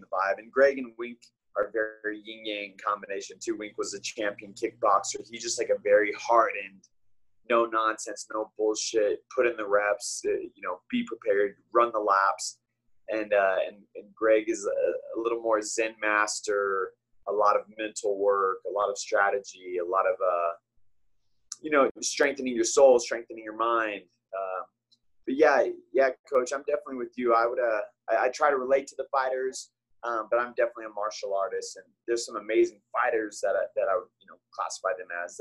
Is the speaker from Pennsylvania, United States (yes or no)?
no; Albuquerque, New Mexico, United States; I'm from Albuquerque, New Mexico